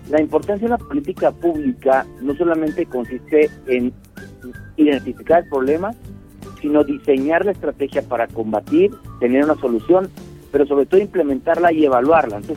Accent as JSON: {"language": "Spanish", "country": "Mexico", "said": "todos somos mexicanas y mexicanos"}